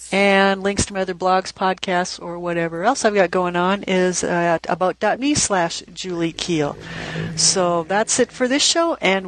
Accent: Minnesota, United States; Okay, I'm from Minnesota.

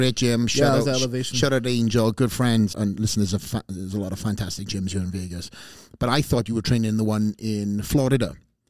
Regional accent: Wales, United Kingdom; I came from Wales, put myself in these various different gyms.

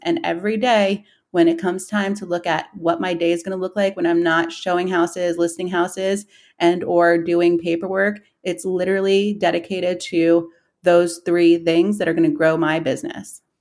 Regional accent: New York City, New York, United States; moved away as an adult; now in Columbus, United States; I was born and raised in Queens, and I moved here to Columbus when I was eighteen

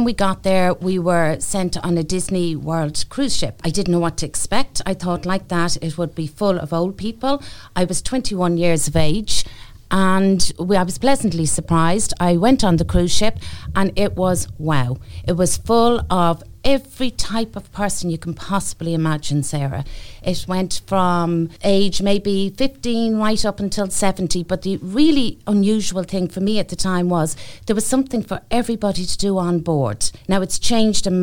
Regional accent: Ireland; being Irish

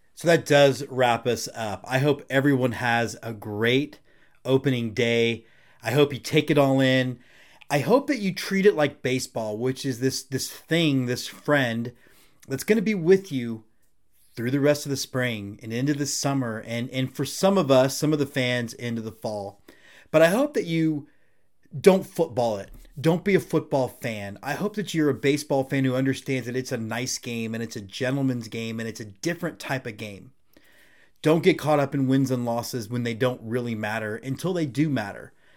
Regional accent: Houston, Texas, United States; I'm born and raised in Houston, pretty much grew up in the Astrodome.

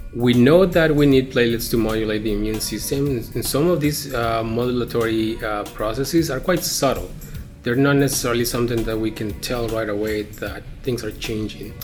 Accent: Mexico; moved away as an adult; Growing up in Mexico and training as a physician in Mexico

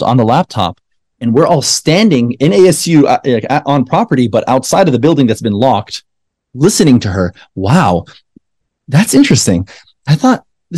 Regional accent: Palestine; now in United States; They say, where are you from? And I say, Palestine.

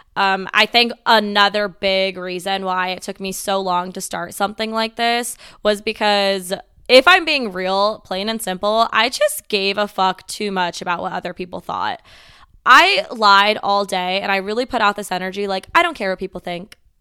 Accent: Las Vegas, Nevada, United States; I am born and raised in Las Vegas, Nevada

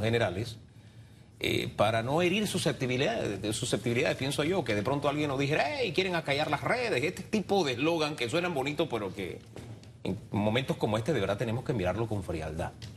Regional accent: Panama; yo, como panameño, todos los panameños

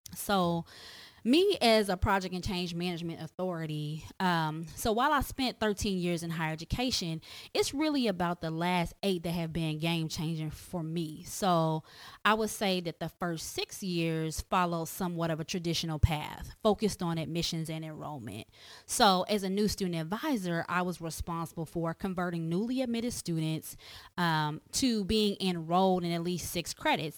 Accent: Tulsa, Oklahoma, United States; I was born and raised in Tulsa, Oklahoma

